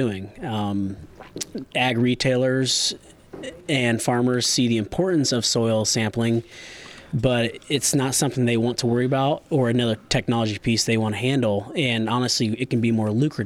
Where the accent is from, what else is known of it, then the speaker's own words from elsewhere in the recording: Bluffton, Indiana, United States; we have a large commercial farming operation there in Bluffton, Indiana, where we have row crops and livestock.